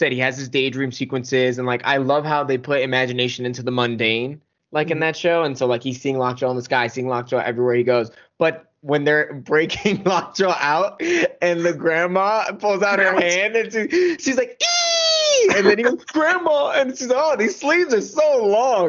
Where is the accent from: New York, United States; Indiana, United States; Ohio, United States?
New York, United States; New York City; I grew up in Queens